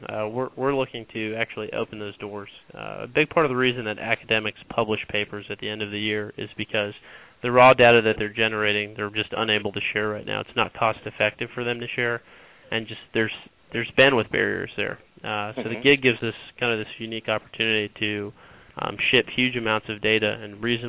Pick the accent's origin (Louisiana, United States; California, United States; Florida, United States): Florida, United States; Tampa; I am from Tampa Bay, Florida